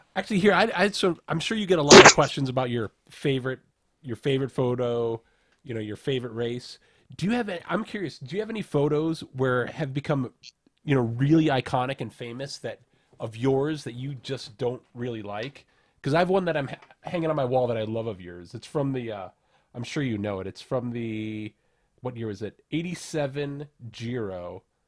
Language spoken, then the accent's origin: English; Rochester, New York, United States; I'm from upstate New York, uh, town called Rochester, which is the hometown of Kodak